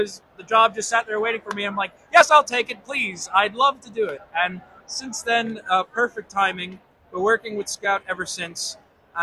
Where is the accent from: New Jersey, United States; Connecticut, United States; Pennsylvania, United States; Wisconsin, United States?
New Jersey, United States; Rockaway; moved away as an adult; now in United Kingdom; I used to be from New Jersey